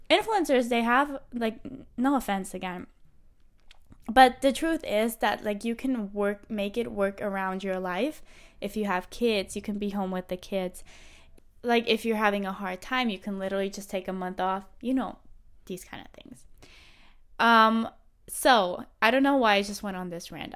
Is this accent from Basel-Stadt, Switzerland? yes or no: no; Thun, Bern, Switzerland; moved away as an adult; now in Madrid, Spain; I am from Switzerland, from Thun, Switzerland. I am currently living